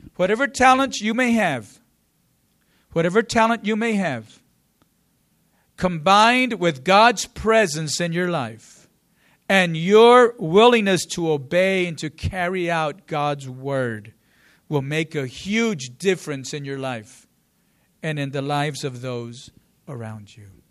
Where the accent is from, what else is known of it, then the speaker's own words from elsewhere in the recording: San Angelo, Texas, United States; I'm from San Angelo, and I was at a small school, small program